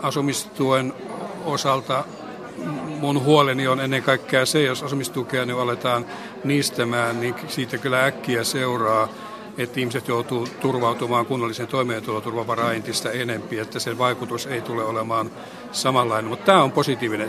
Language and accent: Finnish; Pihtipudas, Central Finland, Finland; oma kotipaikkakuntani Pihtipudasta